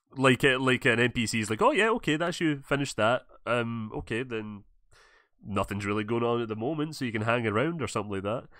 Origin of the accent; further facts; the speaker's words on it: Scotland, United Kingdom; I'm from Scotland